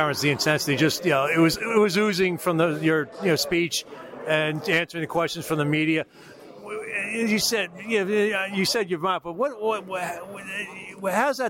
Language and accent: English; Philadelphia, Pennsylvania, United States; moved away; my hometown of Philadelphia